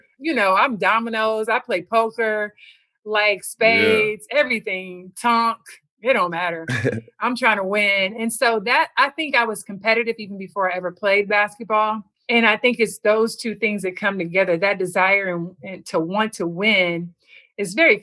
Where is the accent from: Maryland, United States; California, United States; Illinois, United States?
California, United States; Compton; I'm from Compton now.